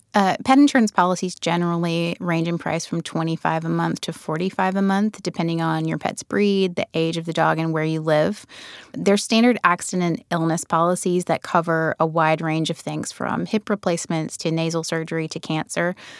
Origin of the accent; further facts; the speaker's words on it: rural Alabama near Birmingham, United States; accent: southern; I grew up in rural Alabama near Birmingham, and I come from a family of savers